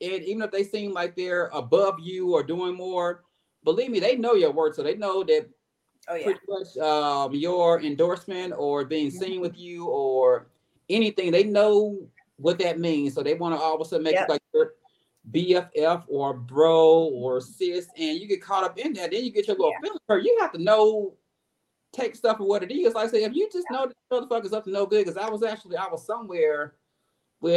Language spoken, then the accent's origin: English; Memphis, Tennessee, United States; now in Atlanta, United States; I am born and raised in Memphis, Tennessee